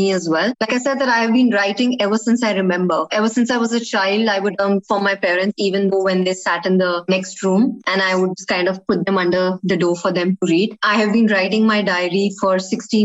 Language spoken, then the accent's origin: English; New Delhi, Delhi, India; now in UAE; I come from New Delhi, India.